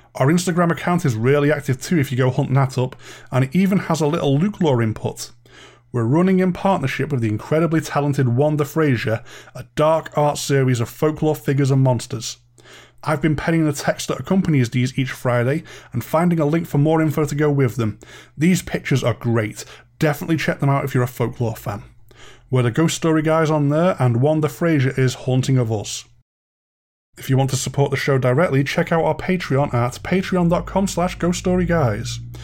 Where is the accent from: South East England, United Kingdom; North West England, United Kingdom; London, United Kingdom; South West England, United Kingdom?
North West England, United Kingdom; Ormskirk; I was born and raised in Ormskirk